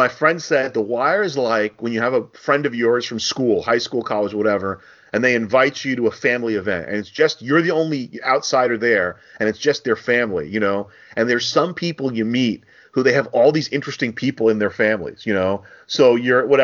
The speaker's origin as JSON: {"language": "English", "region": "New Jersey", "country": "United States", "tie": "born or raised there", "said": "I'm from New Jersey, born and raised"}